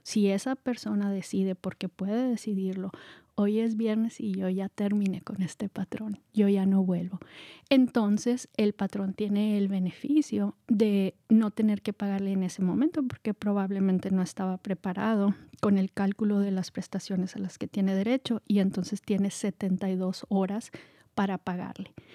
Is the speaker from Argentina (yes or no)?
no; Mexico; moved away as an adult; also born or lived in Marin County, California; now in California, United States; yo soy mexicana